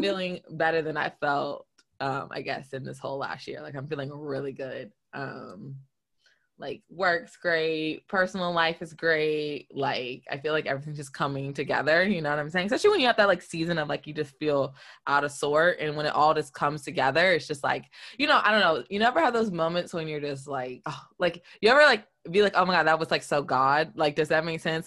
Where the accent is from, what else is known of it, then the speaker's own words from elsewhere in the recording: the South, United States; also born or lived in New York; now in Detroit, United States; growing up in the South